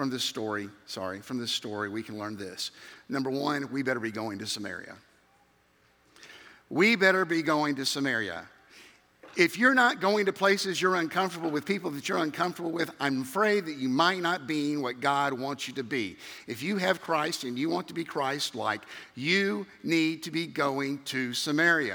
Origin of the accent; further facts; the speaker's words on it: Memphis, Tennessee, United States; moved away; growing up in Memphis, Tennessee